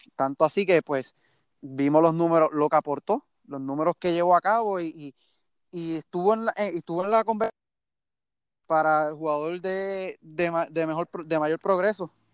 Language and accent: Spanish; Mayagüez, Puerto Rico; soy natural de Mayagüez, criado y todavía vivo en, Mayagüez.